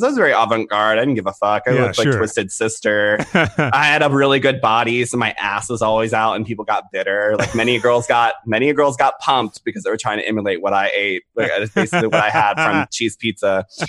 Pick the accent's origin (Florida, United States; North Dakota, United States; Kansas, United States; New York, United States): Florida, United States; Jacksonville; born there; also born or lived in Guam / California / Rhode Island; I'm a Navy brat. So I was born in Jacksonville, Florida. And then after that, we've moved around every two some odd years. I lived on Guam, California, Rhode Island.